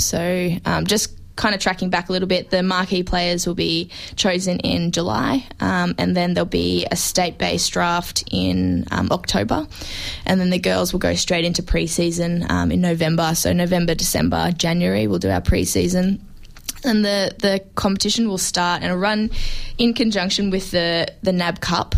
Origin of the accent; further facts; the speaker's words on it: Brisbane, Queensland, Australia; now in Melbourne, Australia; I came from Queensland, and it's obviously a, a non-football traditional state